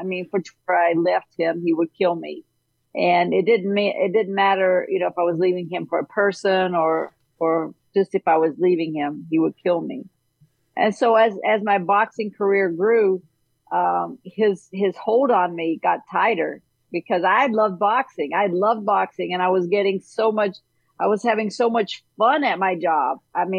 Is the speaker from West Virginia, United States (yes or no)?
yes; Southern West Virginia, United States; my hometown in Southern West Virginia